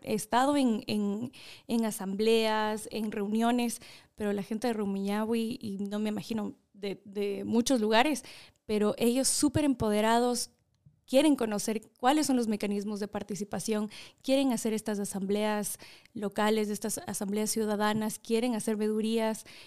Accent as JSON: {"language": "Spanish", "town": "Quito", "region": "Pichincha", "country": "Ecuador", "tie": "born or raised there", "also_born_or_lived": "Los Angeles, United States / Chino Hills, United States / Maryland, United States", "said": "Nací en Los Ángeles. Mis papás fueron, bueno, migrantes en su tiempo, se fueron del Ecuador a trabajar allá y por cosas de la vida terminé, pues nací allá y me tuvieron allá y me crié, la verdad estuve hasta los 5, seis años, regresé al Ecuador, estudié acá"}